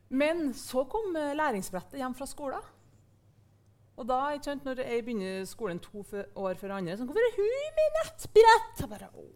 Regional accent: Verdal, Trøndelag, Norway; vokste opp på Verdalen på 90-tallet

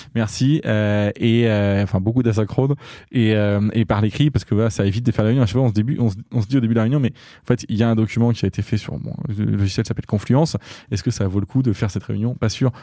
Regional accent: Diors, Centre-Val de Loire, France; moved away; also born or lived in Châteauroux / Marseille; je suis né à Châteauroux et j'ai grandi dans un village qui s'appelle Dior, à côté de Châteauroux

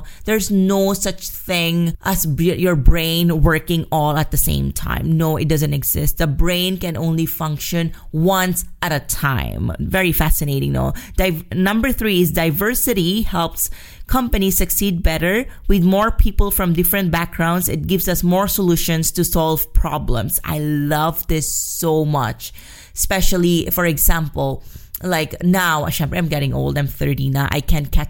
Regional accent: Philippines; moved away as an adult; now in Madrid, Spain; And I'm from the Philippines.

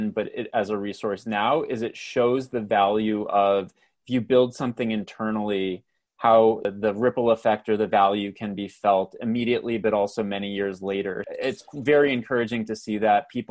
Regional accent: Canada; accent: Canadian; my Canadian accent

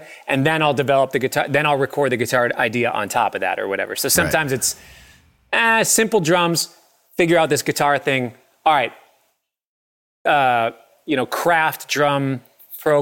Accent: Minneapolis, Minnesota, United States; I grew up in Minneapolis

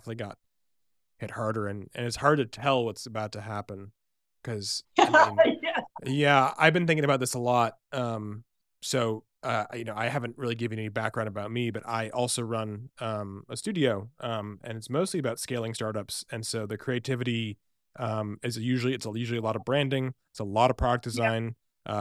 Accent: Boston, Massachusetts, United States; now in Seattle, United States; I grew up in Boston.

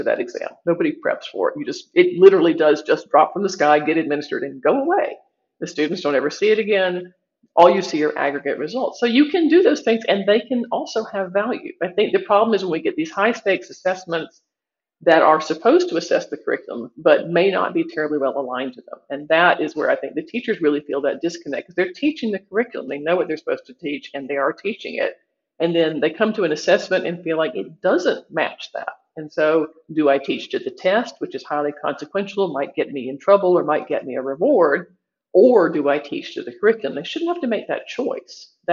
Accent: United States; I'm from the United States

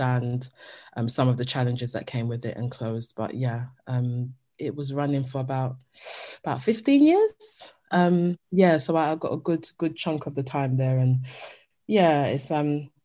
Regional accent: United Kingdom; the experience that we had within our households as Black British Jamaican children

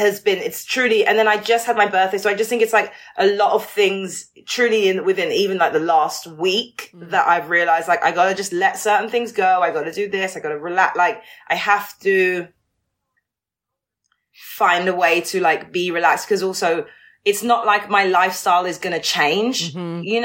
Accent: London, United Kingdom; I'm a Londoner truly like through and through.

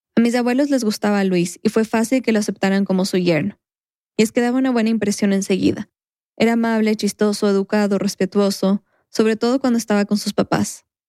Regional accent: Quito, Pichincha, Ecuador; mi infancia, en Quito

